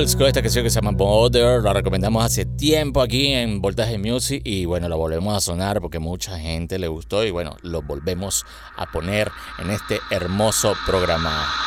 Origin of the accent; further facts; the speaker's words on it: Valencia, Carabobo, Venezuela; aquí en nuestra ciudad, en Valencia